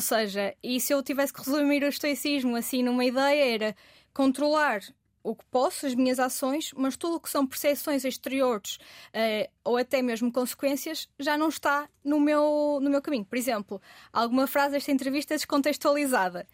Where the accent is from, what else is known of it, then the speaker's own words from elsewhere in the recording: Vila do Conde, Norte, Portugal; eu, que sou de Vila de Conde